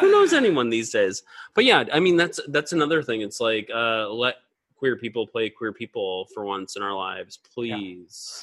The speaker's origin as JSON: {"language": "English", "area": "Atlanta area", "region": "Georgia", "country": "United States", "tie": "born or raised there", "said": "the Atlanta area, and that's where I grew up"}